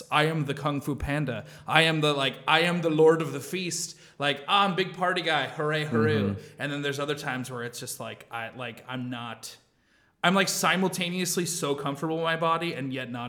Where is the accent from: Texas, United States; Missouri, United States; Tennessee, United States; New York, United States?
Missouri, United States; I'm the one from Missouri. I'm the hometown, like white bread boy here.